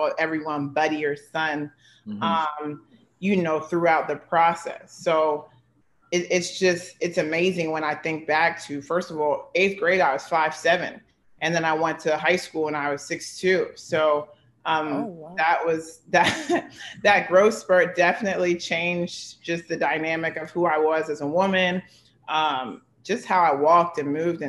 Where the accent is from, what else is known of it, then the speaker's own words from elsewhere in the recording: Philadelphia, Pennsylvania, United States; I'm from Philadelphia